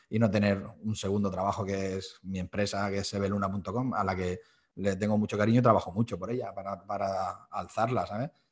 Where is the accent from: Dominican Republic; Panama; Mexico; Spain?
Spain; Almoradí, Valencian Community; soy profesor de flauta a día de hoy en el conservatorio de mi pueblo.